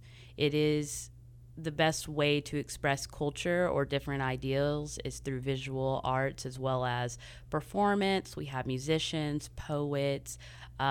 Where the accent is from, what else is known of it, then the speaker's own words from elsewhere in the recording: Johnson City, Tennessee, United States; I was born and raised in Johnson City, Tennessee, in the northeast part of the mountains in Tennessee and North Carolina region